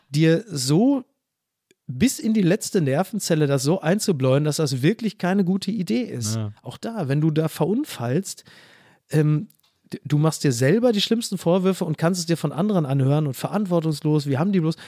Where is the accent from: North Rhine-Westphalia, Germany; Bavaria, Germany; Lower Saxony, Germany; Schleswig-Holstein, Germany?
North Rhine-Westphalia, Germany; Castrop-Rauxel; now in Hamburg, Germany; Henrichenburg, wo ich herkomme, ist ja dann nochmal so in den Outs, ist ja eher so das Münsterland, das kleine Münsterland ja. rund um Castrop-Rauxel